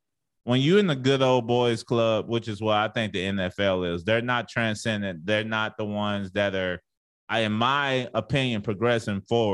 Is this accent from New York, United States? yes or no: no; Dallas, Texas, United States; now in Las Vegas, United States; I grew up in Dallas